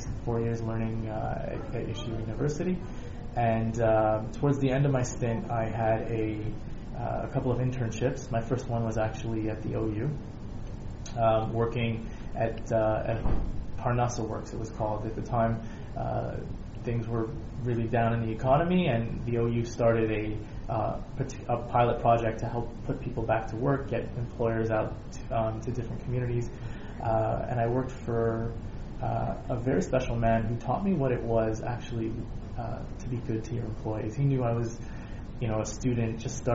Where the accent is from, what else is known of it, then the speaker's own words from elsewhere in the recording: Toronto, Ontario, Canada; also born or lived in Denver, Colorado / Worcester, Massachusetts / Washington Heights, New York; born in Denver, moved to Worcester, which is a small town outside of Boston, Massachusetts. And then by the time I was nine, we moved to Toronto